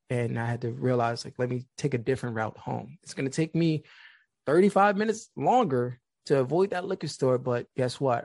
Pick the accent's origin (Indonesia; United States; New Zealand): United States; New York City, New York; Being from the Bronx